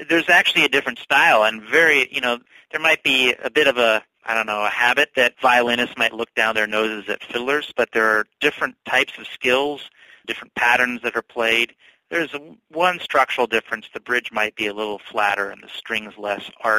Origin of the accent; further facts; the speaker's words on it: North Carolina, United States; moved away as an adult; also born or lived in Germany / Milwaukee; now in Oconomowoc, United States; I grew up in North Carolina